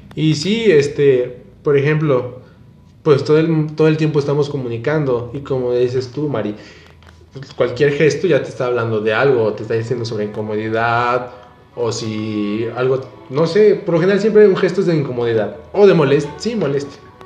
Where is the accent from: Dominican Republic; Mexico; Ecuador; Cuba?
Mexico; Guanajuato; nosotros somos de Guanajuato.